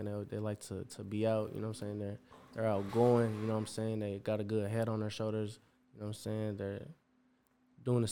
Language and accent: English; East Chicago, Indiana, United States; moved away as an adult; now in Chicago, United States; born and raised in East Chicago